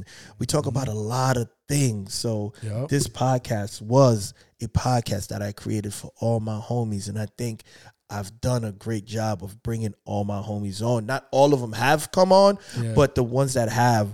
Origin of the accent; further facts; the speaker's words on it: New York City, New York, United States; now in Philadelphia, United States; I'm from Brooklyn